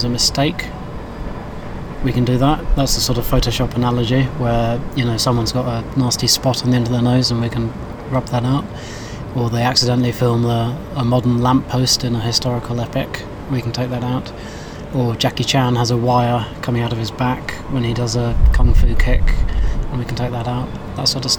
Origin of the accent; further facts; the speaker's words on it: London, United Kingdom; I'm a Londoner, and as a job, I guess that's how I see myself, as a Londoner